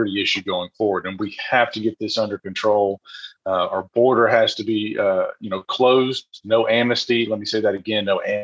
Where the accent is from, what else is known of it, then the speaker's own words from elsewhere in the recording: Franklin, Tennessee, United States; also born or lived in Maury County, Tennessee; I grew up here in Middle Tennessee, went to Franklin High School